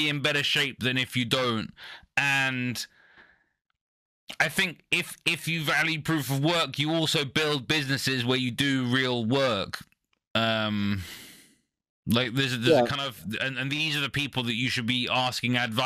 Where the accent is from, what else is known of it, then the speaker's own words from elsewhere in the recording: United Kingdom; I'm a British person.